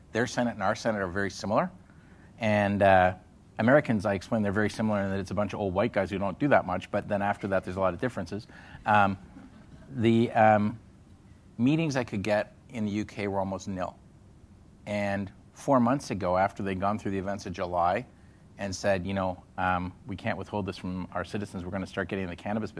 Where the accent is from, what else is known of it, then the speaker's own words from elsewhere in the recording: Canada; as a Canadian